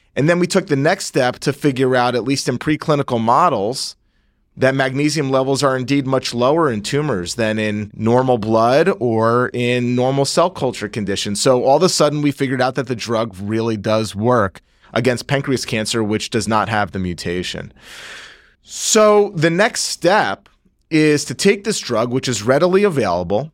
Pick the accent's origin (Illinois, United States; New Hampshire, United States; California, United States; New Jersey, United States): New Jersey, United States; Northeast; moved away as an adult; I'm from Northeast New Jersey, born and raised